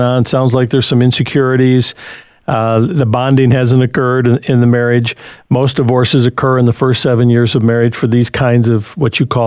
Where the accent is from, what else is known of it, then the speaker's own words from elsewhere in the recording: Jackson, Michigan, United States; in Michigan, Midland, or Jackson, my hometown